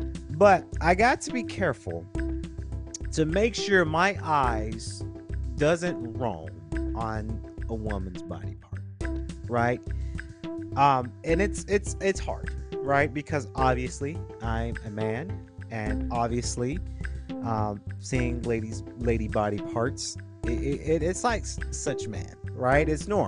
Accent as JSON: {"language": "English", "region": "the South", "country": "United States", "said": "I'm sorry, I'm from the South, so we say cooler."}